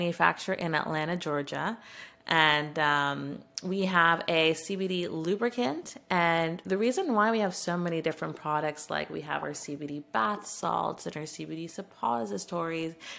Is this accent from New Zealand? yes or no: no; Canada; as a Canadian